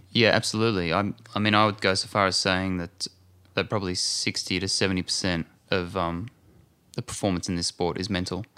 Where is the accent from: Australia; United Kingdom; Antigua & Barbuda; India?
Australia; moved away as an adult; now in Santa Monica, United States; being an Aussie, I like to be right close to the beach